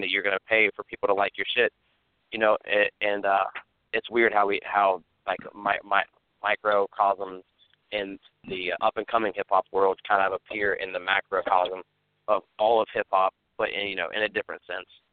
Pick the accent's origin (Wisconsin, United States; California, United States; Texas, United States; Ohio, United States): Ohio, United States; moved away; we're from Ohio.